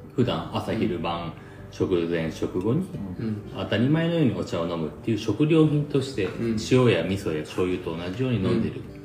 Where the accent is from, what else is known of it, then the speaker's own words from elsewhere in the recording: Nakatsugawa, Gifu, Japan; now in Ena, Japan; この長津川市で生まれて、うん、江那市に住んでて